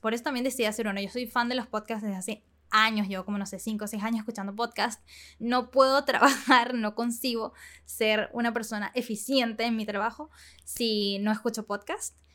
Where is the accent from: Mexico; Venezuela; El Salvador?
Venezuela; moved away as an adult; now in Panama; crecí en Venezuela hasta que cumplí 17 y me mudé a Panamá